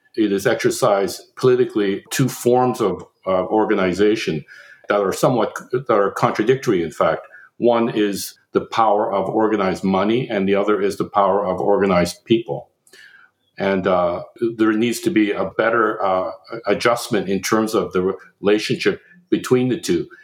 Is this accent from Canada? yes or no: yes; Canada; now in United States; as a Canadian